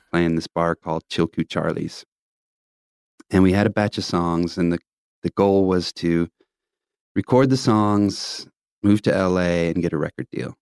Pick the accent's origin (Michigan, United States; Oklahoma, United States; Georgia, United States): Oklahoma, United States; Tulsa; growing up in Tulsa